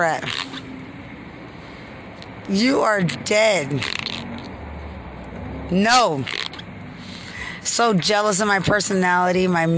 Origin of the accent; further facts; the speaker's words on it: Lubbock, Texas, United States; I'm from Lubbock